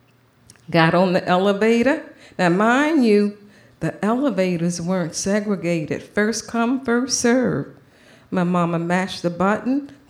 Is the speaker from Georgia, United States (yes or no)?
yes; Savannah, Georgia, United States; I grew up in Savannah, Georgia, in the deep, deep South.